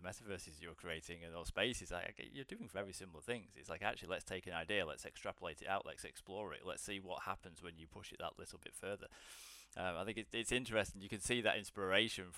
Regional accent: Blackpool, North West England, United Kingdom; now in London, United Kingdom; I currently live in London, but I'm originally from a small town up in northern England called Blackpool.

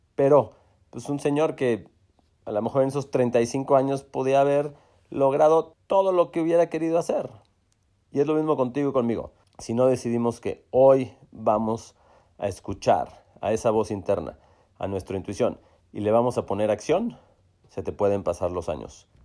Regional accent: Monterrey, Nuevo León, Mexico; en Monterrey, en donde crecimos en Chipinque

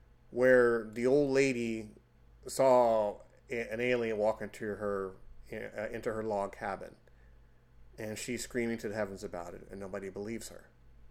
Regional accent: United States

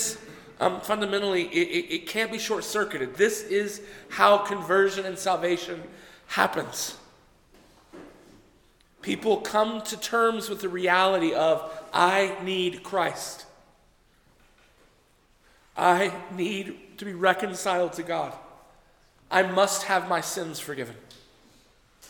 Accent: Texas, United States; I grew up in Texas, right? So everybody went to church in Texas

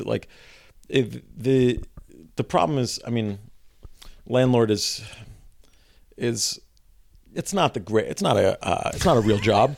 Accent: New York City, New York, United States; I grew up in Greenpoint

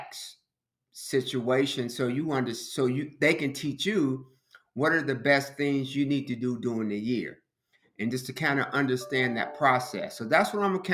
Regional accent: Chicago, Illinois, United States; growing up in Chicago

